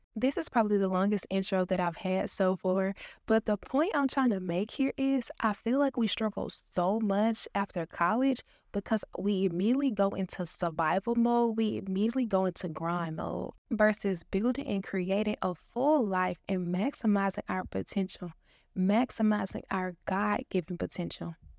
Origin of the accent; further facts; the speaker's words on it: Dallas, Texas, United States; I was born and raised in Dallas, Texas